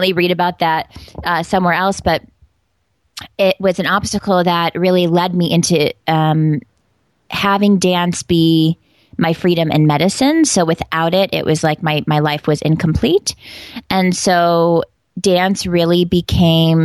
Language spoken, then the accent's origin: English; Batavia, New York, United States; also born or lived in Italy; now in Las Vegas, United States; I grew up in a very small town called Batavia, New York